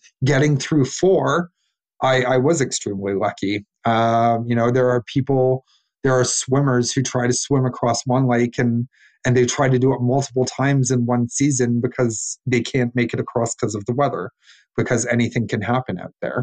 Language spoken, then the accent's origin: English; Canada; I'm a Canadian